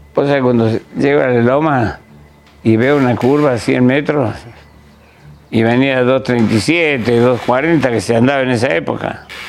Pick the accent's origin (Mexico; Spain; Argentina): Argentina; Córdoba; soy de Córdoba